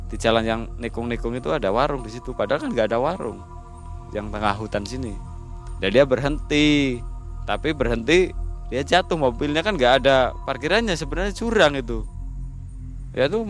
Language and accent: Indonesian; Alas Roban, Central Java, Indonesia; itu kejadiannya di mana di sini di kampung saya di alas roban